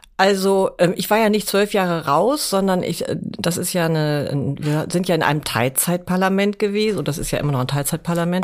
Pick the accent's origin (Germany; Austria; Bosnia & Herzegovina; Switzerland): Germany; Hamburg; meine Heimat ist Hamburg